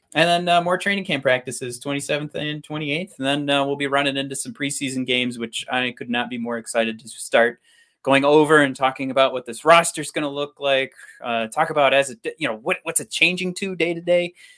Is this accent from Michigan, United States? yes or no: yes; Michigan, United States; we're from Michigan